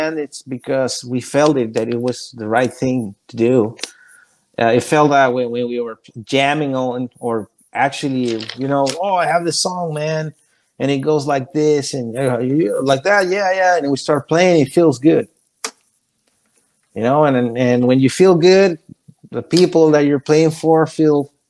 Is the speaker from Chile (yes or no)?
yes; Chile; English is a second language; moved away as an adult; also born or lived in Florida; now in Orlando, United States; I come from Chile